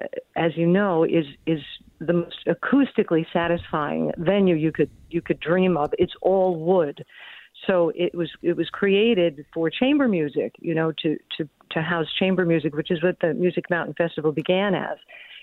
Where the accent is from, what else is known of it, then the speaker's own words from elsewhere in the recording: New York City, New York, United States; I'm from New York City